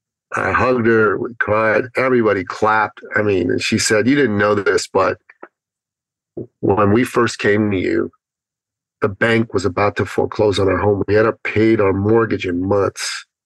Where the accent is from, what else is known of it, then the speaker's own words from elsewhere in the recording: Toronto, Ontario, Canada; She's from Ottawa. I'm from Toronto. It's a 5-hour drive.